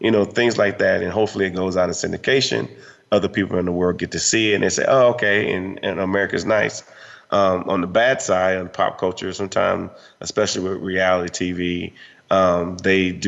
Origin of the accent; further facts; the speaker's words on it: Fayetteville, North Carolina, United States; moved away; I'm from the Ville and Fayetteville